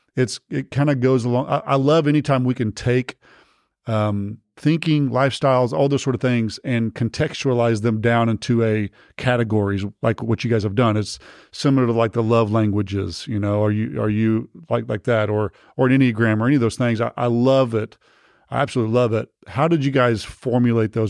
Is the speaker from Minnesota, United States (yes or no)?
no; Texas, United States; I'm from Texas